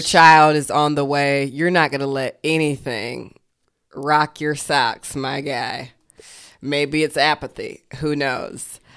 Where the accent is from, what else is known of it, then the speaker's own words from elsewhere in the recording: Georgia, United States; I grew up in Georgia